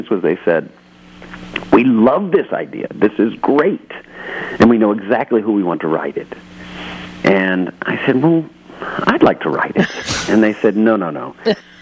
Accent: Texas, United States; I grew up in Texas

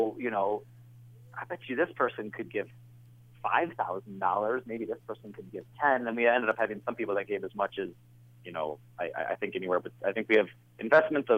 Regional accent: Welsh, Wales, United Kingdom; I'm Welsh, so I was raised on tea.

